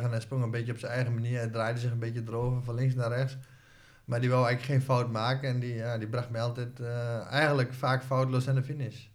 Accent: Hoogeveen, Drenthe, Netherlands; Ik ben opgegroeid in Hogeveen

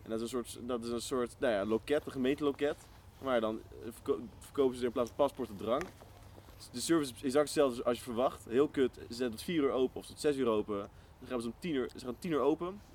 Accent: Netherlands; als Nederlander

